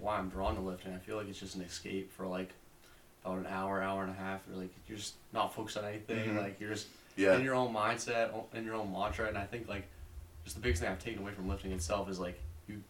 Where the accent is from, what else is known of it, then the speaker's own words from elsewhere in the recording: Plymouth, Massachusetts, United States; I'm from Plymouth, Massachusetts.